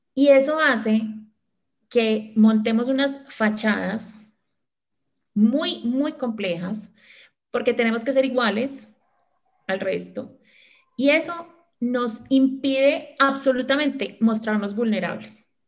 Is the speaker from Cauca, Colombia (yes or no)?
no; Manizales, Caldas, Colombia; moved away; nosotras tres somos de Manizales, pero la única que vive acá soy yo, desde, desde noviembre